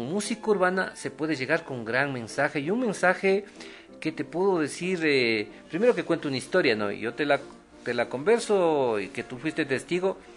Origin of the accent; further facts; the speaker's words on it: Ecuador; salir del campo, de mi pueblo, de yo soy de un sector rural.